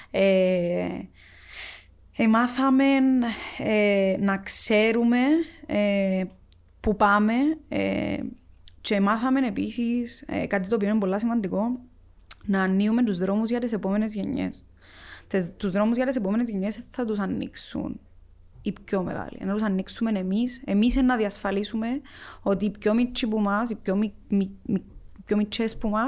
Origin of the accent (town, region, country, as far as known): Cyprus; accent: Cypriot Greek; also born or lived in Athens